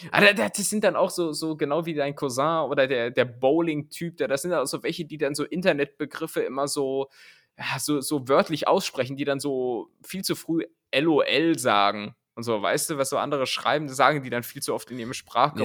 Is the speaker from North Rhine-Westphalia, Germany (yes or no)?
yes; Cologne, North Rhine-Westphalia, Germany; accent: Kölsch; bei mir klingt immer alles dann so Kölsch irgendwie